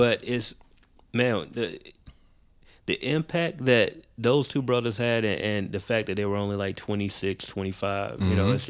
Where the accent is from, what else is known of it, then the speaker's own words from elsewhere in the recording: Macon, Georgia, United States; I'm from Macon, Word. Georgia.